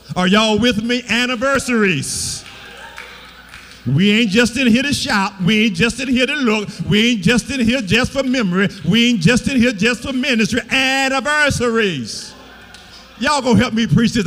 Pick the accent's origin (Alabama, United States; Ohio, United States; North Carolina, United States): Alabama, United States; Beatrice; I'm from Beatrice, Alabama